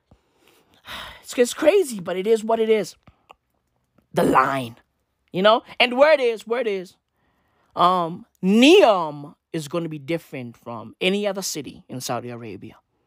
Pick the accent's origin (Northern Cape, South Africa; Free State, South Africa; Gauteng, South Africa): Gauteng, South Africa; Johannesburg; I'm a fucking Joburger, right? I'm a Joburger